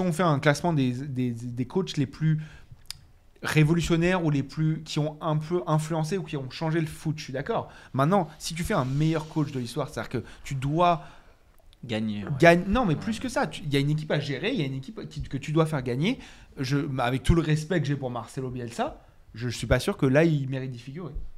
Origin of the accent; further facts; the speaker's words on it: Paris, Île-de-France, France; je viens de Paris